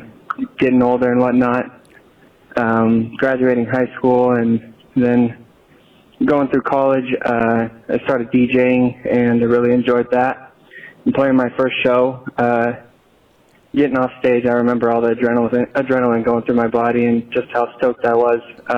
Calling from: Boise, Idaho, United States

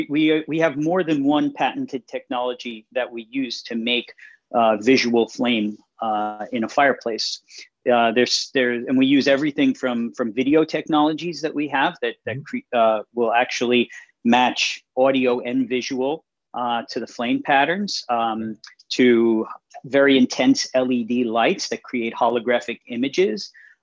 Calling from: New York, United States; I'm calling in from New York.

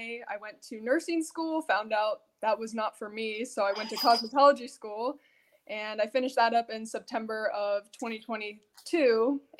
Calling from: Ohio, United States

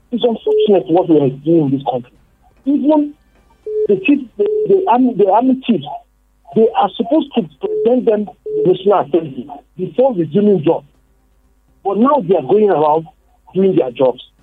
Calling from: Bukuru, Plateau, Nigeria; I'm calling from Bukuru.

